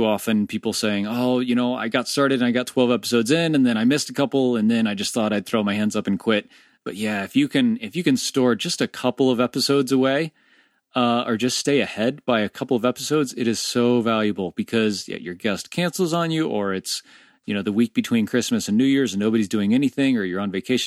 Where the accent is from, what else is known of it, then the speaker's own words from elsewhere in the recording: Orlando, Florida, United States; I'm an Orlando native as well. One of the very few people born and bred in Orlando